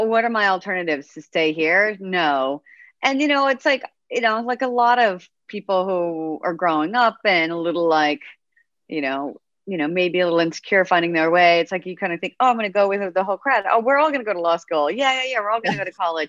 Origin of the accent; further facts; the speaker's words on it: Pacific Northwest, United States; I am from the Pacific Northwest